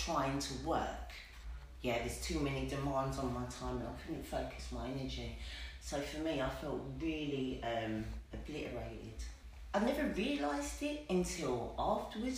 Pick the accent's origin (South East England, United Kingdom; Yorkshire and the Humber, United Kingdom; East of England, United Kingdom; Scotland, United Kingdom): East of England, United Kingdom; Westcliff-on-Sea; I'm from Westcliff-on-Sea